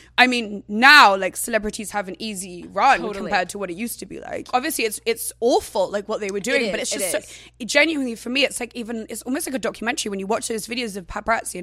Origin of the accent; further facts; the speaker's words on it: England, United Kingdom; I was never from London. So I was from like a seaside town, which was down south.